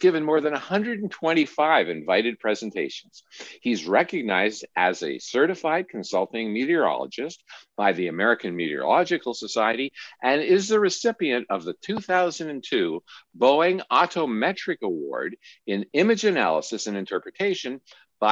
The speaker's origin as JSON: {"language": "English", "town": "Ottawa", "region": "Ontario", "country": "Canada", "tie": "born or raised there", "said": "here in Ottawa, my hometown"}